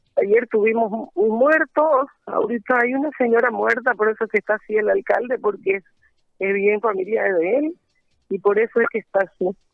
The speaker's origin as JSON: {"language": "Spanish", "town": "San Ramón", "region": "Beni", "country": "Bolivia", "said": "mi pueblo"}